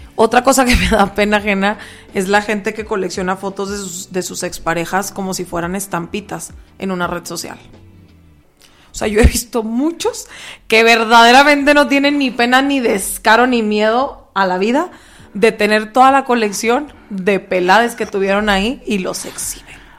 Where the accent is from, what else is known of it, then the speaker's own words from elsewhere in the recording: Mexico; Como buen mexicano.